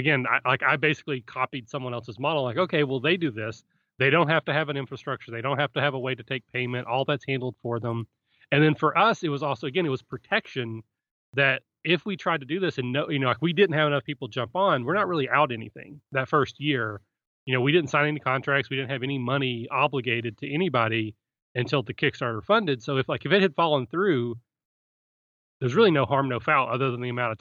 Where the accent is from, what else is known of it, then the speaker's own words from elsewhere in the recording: Kentucky, United States; also born or lived in Cleveland, Ohio; now in Cincinnati, United States; I'm from Kentucky originally